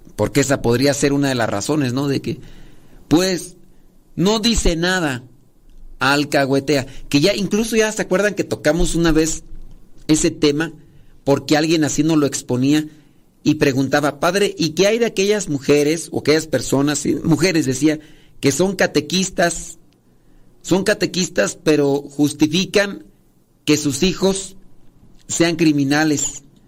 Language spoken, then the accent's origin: Spanish; Acámbaro, Guanajuato, Mexico; allá de donde yo soy originario, Acámbaro, Guanajuato, digo, porque allí nací, que ya me crié en mi rancho